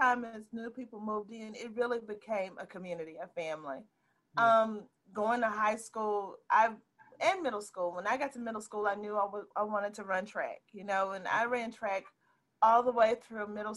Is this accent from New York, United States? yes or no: no; Horn Lake, Mississippi, United States; also born or lived in Memphis; growing up in Horn Lake was quite an experience